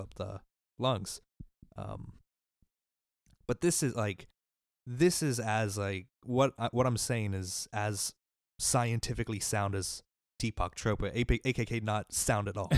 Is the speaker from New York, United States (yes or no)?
no; Mississippi, United States; my home state of Mississippi